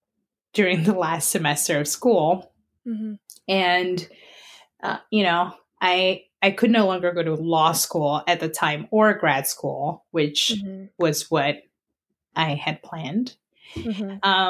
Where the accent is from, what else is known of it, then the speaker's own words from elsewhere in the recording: Colombia; now in Allentown, United States; I'm originally from Colombia